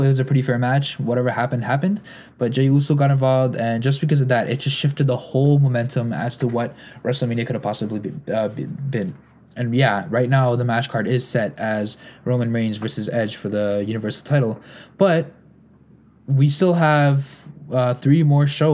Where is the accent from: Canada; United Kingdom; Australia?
Canada; I'm a Canadian